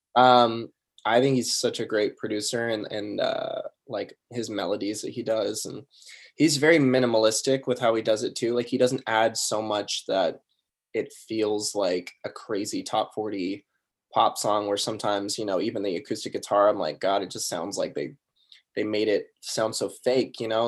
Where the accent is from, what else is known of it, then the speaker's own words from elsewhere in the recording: Sacramento, California, United States; I grew up in Sacramento, California